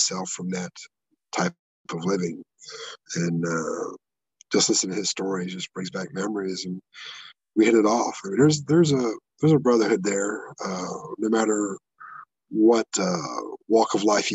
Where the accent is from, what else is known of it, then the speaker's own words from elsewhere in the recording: Iowa, United States; I'm from Iowa